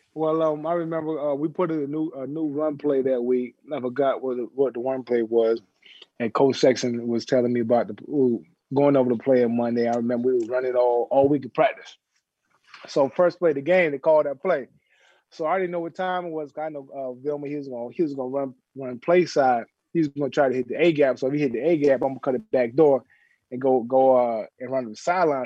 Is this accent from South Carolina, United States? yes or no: yes; South Carolina, United States; moved away; everybody know I'm from South Carolina